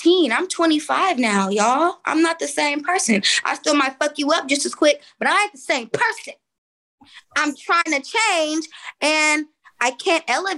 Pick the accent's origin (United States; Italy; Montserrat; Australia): United States; Oakland, California; I'm from East Oakland.